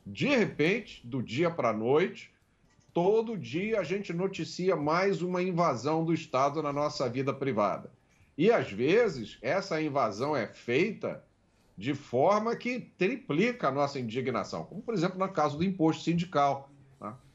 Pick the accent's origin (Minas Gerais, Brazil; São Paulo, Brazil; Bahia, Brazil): Bahia, Brazil; Salvador; Passei a minha infância, parte da minha infância, em Salvador. Durante a minha infância, eu não sabia o que era crime.